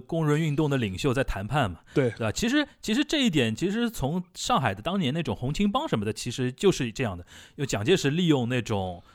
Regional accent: China; 我们中国人对山口组的一个名气好像是最响的吧

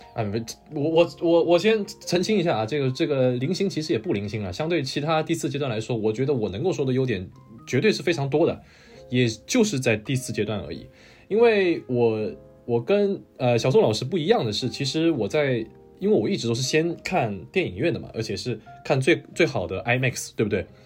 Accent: China; moved away; 我这个不是韩国人啊，我是这个中国人， 土生土长的中国人

